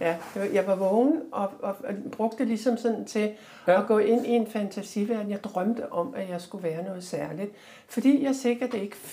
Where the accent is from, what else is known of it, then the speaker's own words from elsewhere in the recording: Denmark; jeg sidder der som dansker